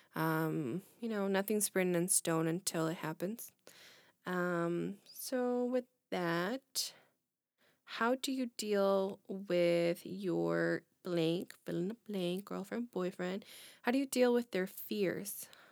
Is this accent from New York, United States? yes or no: no; Illinois, United States; we're from Illinois